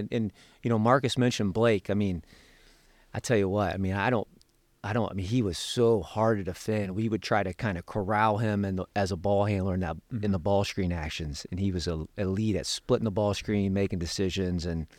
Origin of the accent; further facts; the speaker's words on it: Dayton, Ohio, United States; Michael Jordan, John Paxson is from my hometown, from Dayton, Ohio.